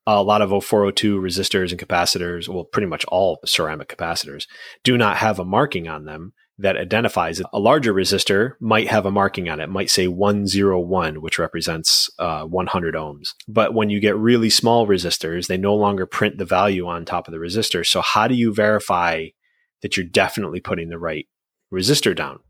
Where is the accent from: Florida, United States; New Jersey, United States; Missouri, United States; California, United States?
New Jersey, United States; now in New England, United States; I'm from New Jersey